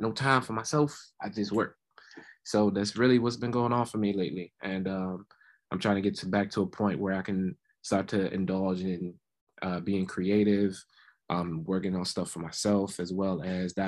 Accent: Laurel, Maryland, United States; I'm from Laurel, Maryland, predominantly from the Prince George's County area

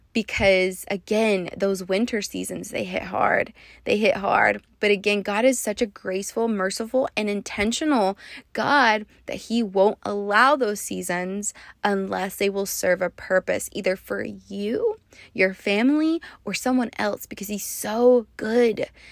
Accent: West Texas, United States; moved away as an adult; now in Las Vegas, United States; I'm also from West Texas

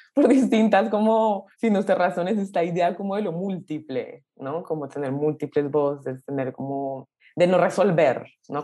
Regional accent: Colombia; nací en Colombia

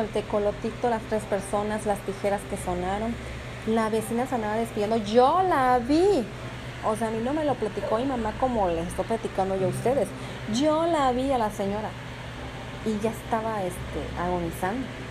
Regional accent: Mexico; como buena mexicana que, que, que soy

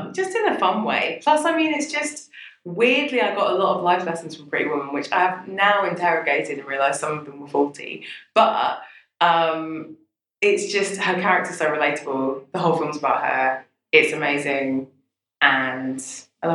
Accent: London, United Kingdom; I grew up in Brixton before it was gentrified.

